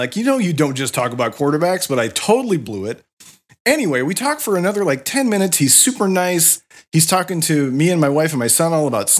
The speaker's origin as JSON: {"language": "English", "town": "Ankeny", "region": "Iowa", "country": "United States", "tie": "born or raised there", "moved": "yes", "lives_now": "Oakland, United States", "said": "I grew up in Iowa"}